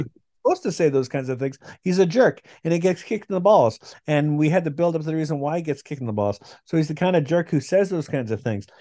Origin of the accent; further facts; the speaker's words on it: Canada; I'm Canadian